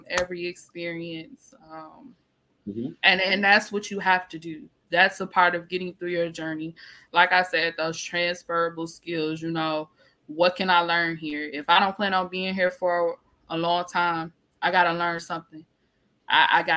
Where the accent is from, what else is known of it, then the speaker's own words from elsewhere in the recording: Detroit, Michigan, United States; I'm from Detroit